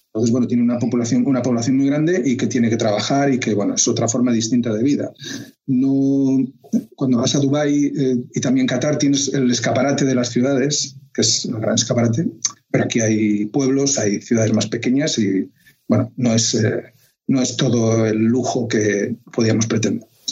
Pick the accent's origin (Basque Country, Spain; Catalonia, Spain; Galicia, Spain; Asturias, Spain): Asturias, Spain; Oviedo; moved away as an adult; now in Saudi Arabia; yo también soy de Oviedo.